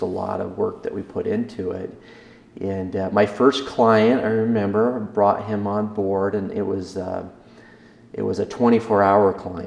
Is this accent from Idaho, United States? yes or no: yes; Downey, Idaho, United States; also born or lived in Salt Lake City, Utah; And I'm from Eastern Idaho. I was born in Downey.